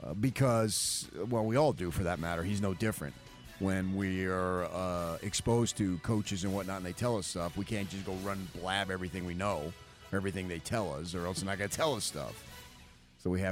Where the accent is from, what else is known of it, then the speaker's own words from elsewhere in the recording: Northeast, United States; moved away; also born or lived in Phoenix, Arizona; Growing up in the Northeast